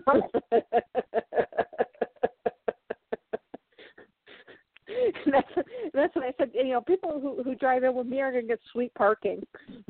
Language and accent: English; Chicago, Illinois, United States; I'm from Chicago.